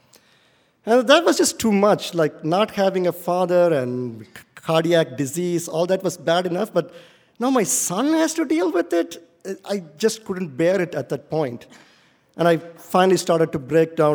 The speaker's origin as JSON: {"language": "English", "country": "India", "tie": "born or raised there", "moved": "as an adult", "lives_now": "United States", "said": "growing up in India was indeed difficult"}